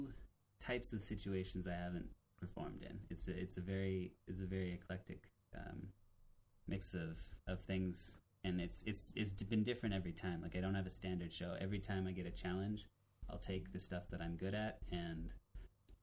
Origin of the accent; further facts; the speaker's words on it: Western Canada, the Prairies, Canada; I grew up more in the northern plains